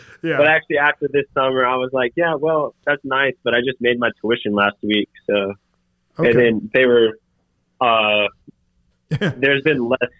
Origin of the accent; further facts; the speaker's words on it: Raleigh, North Carolina, United States; now in Winston-Salem, United States; I grew up in Raleigh, North Carolina.